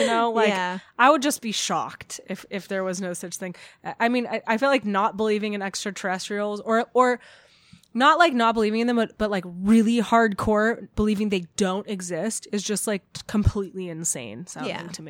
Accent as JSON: {"language": "English", "region": "California", "country": "United States", "said": "I'm from Orange County."}